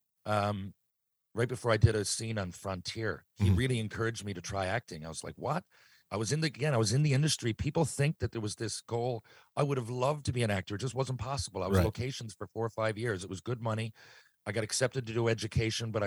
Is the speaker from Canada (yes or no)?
yes; Mount Pearl, Newfoundland and Labrador, Canada; I grew up here in Mount Pearl